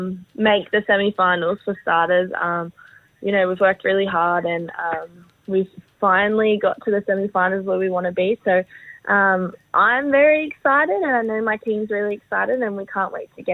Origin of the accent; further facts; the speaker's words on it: New South Wales, Australia; now in Gold Coast, Australia; I'm from New South Wales